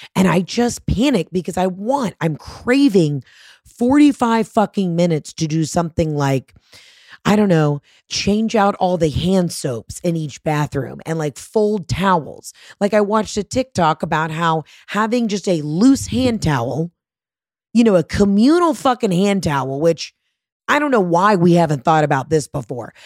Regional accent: Georgia, United States; I'm from Georgia

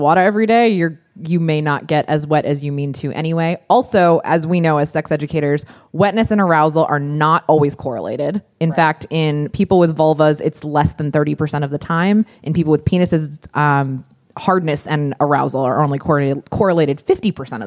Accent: Pennsylvania, United States; I grew up in Pennsylvania

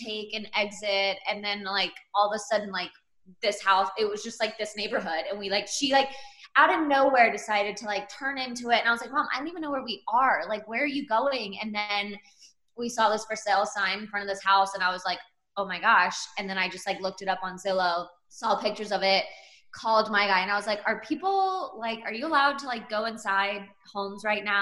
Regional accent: Plano, Texas, United States; also born or lived in New York / Los Angeles; I always knew and kind of wanted to end up back in Dallas because it is my hometown. I grew up here.

